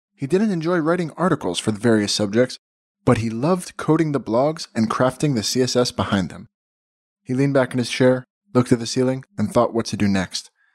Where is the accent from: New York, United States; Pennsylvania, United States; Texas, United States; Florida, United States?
Florida, United States; Miami; moved away as an adult; now in Tel Aviv, Israel; I'm actually from, uh, Miami originally, living in Tel Aviv